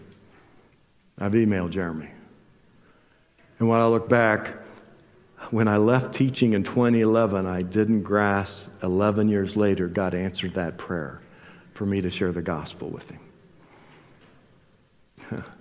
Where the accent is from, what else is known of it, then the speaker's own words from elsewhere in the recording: Indiana, United States; I grew up in Indiana.